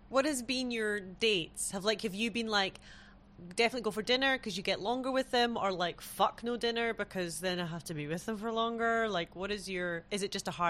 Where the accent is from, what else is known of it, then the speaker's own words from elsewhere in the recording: United Kingdom; as a British person